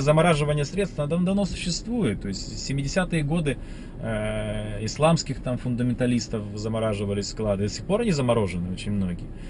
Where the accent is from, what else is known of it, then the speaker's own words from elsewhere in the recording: Russia; я вот как россиянин